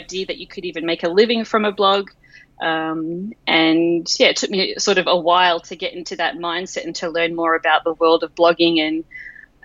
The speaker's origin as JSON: {"language": "English", "country": "Australia", "said": "I am obviously Australian"}